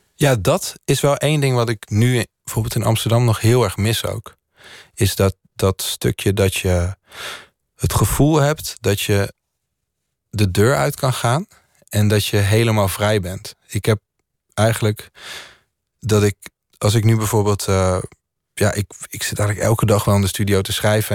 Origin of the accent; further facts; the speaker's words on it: Landelsbygda, near Lillehammer, Innlandet, Norway; now in Netherlands; het dorpje waar ik opgroeide was... daar wonen volgens mij 50 of 60 mensen